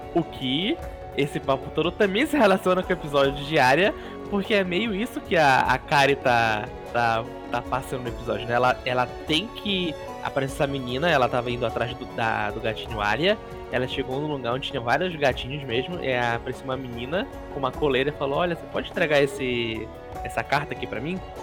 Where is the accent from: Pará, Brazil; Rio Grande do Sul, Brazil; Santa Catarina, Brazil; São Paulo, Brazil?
Pará, Brazil; Belém; eu moro em Belém desde que eu nasci